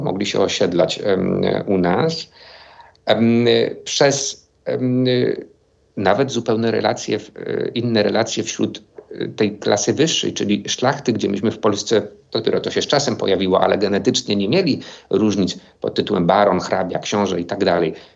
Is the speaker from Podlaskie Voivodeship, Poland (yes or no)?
no; Silesian Voivodeship, Poland; now in Kraków, Poland; o Śląsku, z którego pochodzę